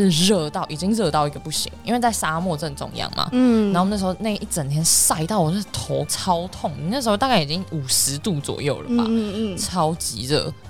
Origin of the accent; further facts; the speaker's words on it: Taiwan; 你怎么知道我是台湾人？